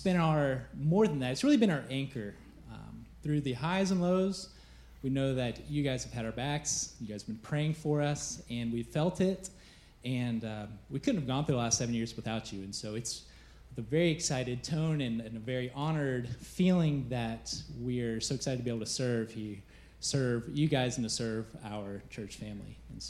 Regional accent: Marietta, Georgia, United States; moved away as an adult; also born or lived in Cambodia; We both grew up in Marietta.

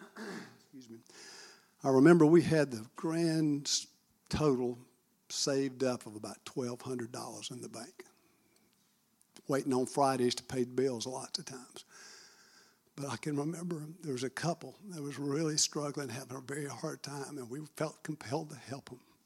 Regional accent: Marietta, Georgia, United States; I'm born and raised in Marietta, Georgia

